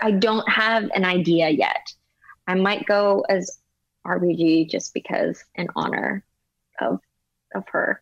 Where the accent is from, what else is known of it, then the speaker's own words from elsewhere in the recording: Denver, Colorado, United States; also born or lived in Los Angeles, United States; now in New York, United States; I'm from Colorado.